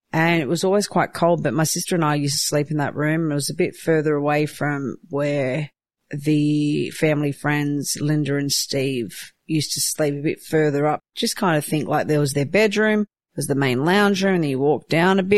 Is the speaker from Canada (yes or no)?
no; Newcastle, New South Wales, Australia; also born or lived in Croatia; I grew up in Newcastle, New South Wales. I was born in Croatia.